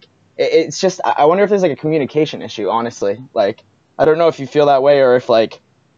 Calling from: Portsmouth, New Hampshire, United States; Hey, I'm from New Hampshire.

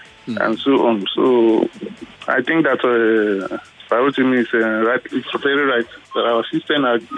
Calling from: Ojo, Lagos, Nigeria; from Ojo.

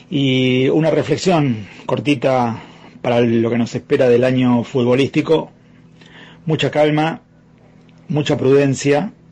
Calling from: Avellaneda, Buenos Aires Province, Argentina; Ariel, Nelson, buenas noches. … de Avellaneda.

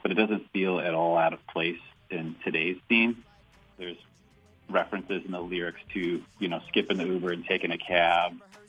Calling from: Iowa, United States; I'm calling in from Iowa

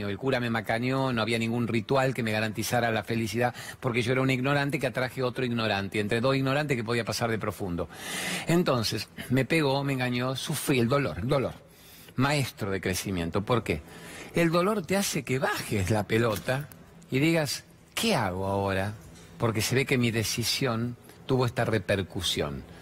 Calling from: General Roca, Río Negro, Argentina; de General Roca, Río Negro, y quiero hacerte una pregunta.

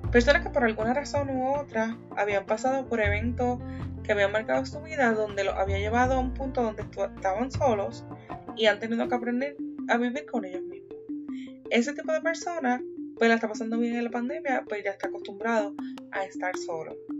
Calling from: Columbus, Ohio, United States; Te envío saludos desde la ciudad de Columbus, Ohio

